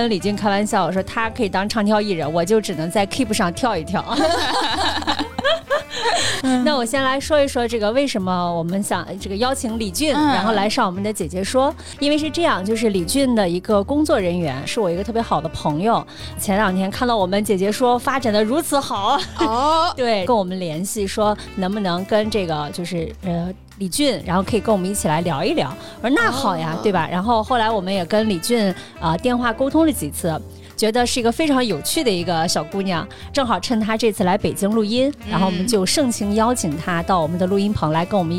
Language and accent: Chinese; Qingdao, Shandong, China; 我也是山东青岛。